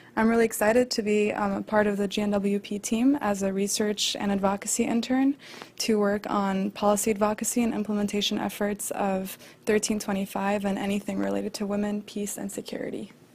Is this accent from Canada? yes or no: no; Morocco; also born or lived in Argentina; now in United States; my home country of Morocco